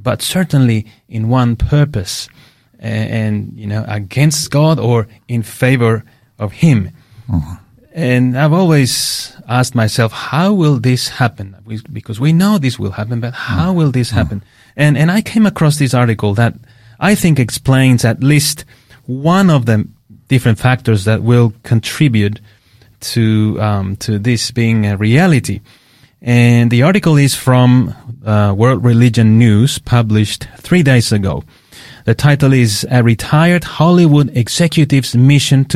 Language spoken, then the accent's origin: English; Queensland, Australia; now in Adelaide, Australia; I come from Queensland, yeah, so we didn't see that, the change of seasons as I see them here